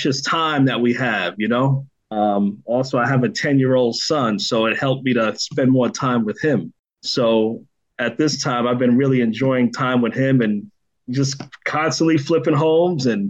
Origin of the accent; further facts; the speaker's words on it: New York City, New York, United States; also born or lived in Poughkeepsie, New York; I grew up in the Bronx, New York, when I was, you know, most of my younger years until I was around 14. And then I went to Poughkeepsie, New York